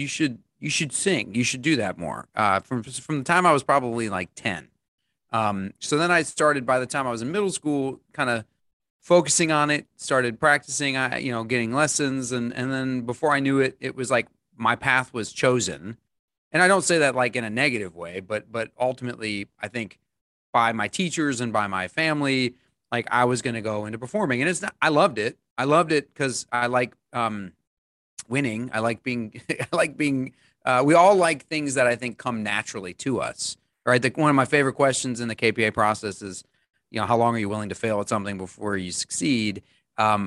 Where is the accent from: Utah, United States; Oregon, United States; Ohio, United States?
Ohio, United States; moved away; I'm from Ohio. We Midwesterners don't think of ourselves as Yankees